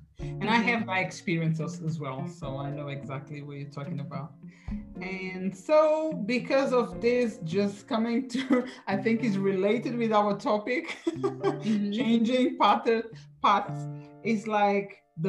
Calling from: London, United Kingdom; So I'm talking from London, as I told you before. So I'm in London, United Kingdom.

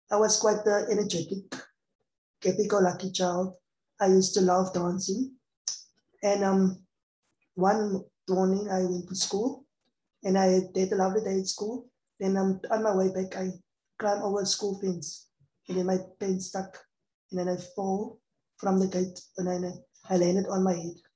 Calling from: Cape Town, Western Cape, South Africa; And I'm, I'm talking from South Africa, Cape Town.

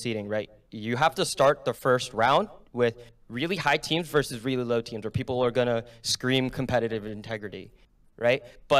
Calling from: New Jersey, United States; Bergen County, New Jersey.

